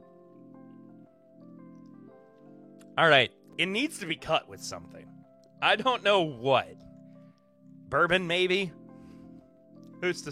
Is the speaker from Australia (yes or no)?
no; the South, United States; now in Savannah, United States; I'm from the South. I'm a Southern boy.